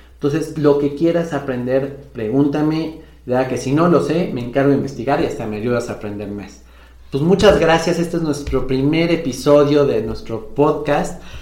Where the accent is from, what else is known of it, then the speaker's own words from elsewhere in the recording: Mexico; aquí en mi país, en México